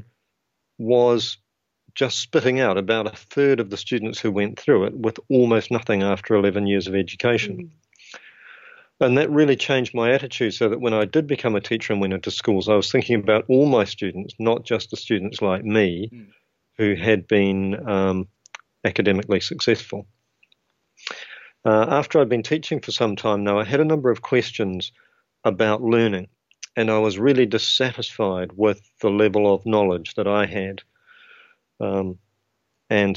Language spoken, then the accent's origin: English; New Zealand; accent: New Zealand (implied); now in United Kingdom; I trained to be a teacher in New Zealand